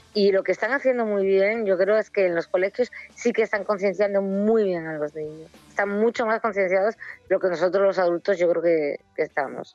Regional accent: Ribadesella, Asturias, Spain; yo que soy de Rivesella

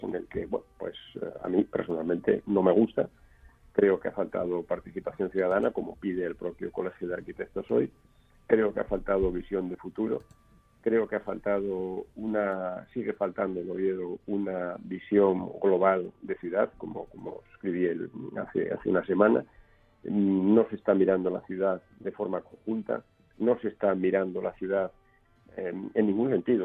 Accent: Oviedo, Asturias, Spain; aquí en Oviedo, en, mayoín donde yo nací, en, en finales de los 60

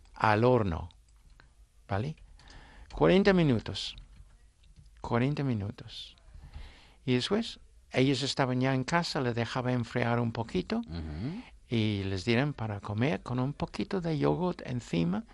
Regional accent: Suffolk, East of England, United Kingdom; Spanish is a second language; now in Asturias, Spain; mi condado es Suffolk

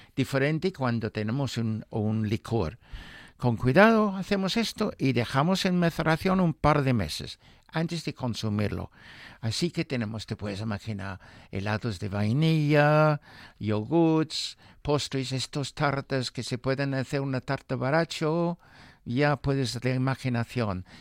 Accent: Newmarket, East of England, United Kingdom; moved away; mi pueblo, Newmarket. Sí. Porque sabes que mi, mi pueblo huele de caballos

